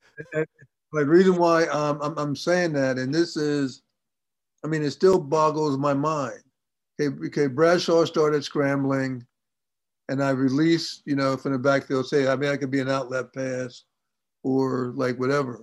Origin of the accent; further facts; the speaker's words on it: New Jersey, United States; I'm from Jersey right outside of Philly.